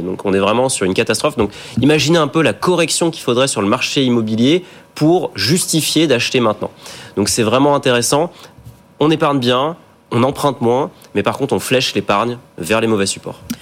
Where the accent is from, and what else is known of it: France